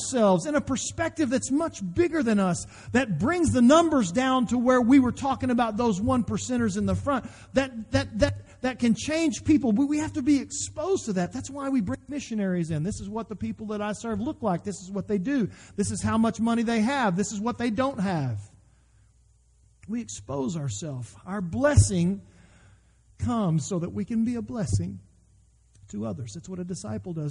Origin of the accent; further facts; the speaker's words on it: United States; as an American